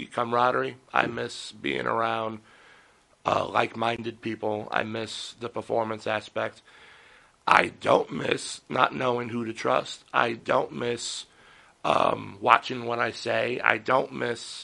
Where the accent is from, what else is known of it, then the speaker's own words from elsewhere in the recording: Yaphank, New York, United States; I grew up in the Yaphank area.